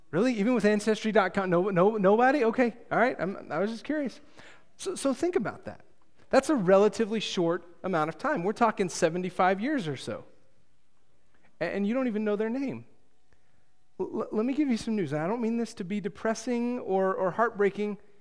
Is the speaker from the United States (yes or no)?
yes; Texas, United States; My hometown has, I, I could find three people that have gained some level of fame, um, from, uh, from Tohoku, Texas